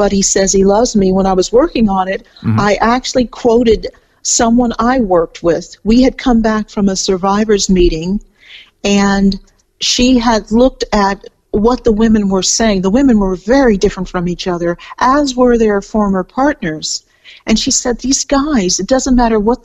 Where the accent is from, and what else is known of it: California, United States; moved away as an adult; now in Melbourne, Australia